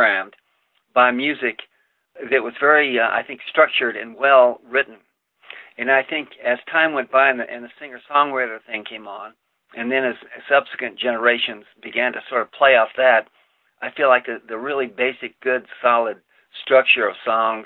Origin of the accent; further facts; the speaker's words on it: El Paso, Texas, United States; moved away as an adult; also born or lived in New York City; I grew up in El Paso.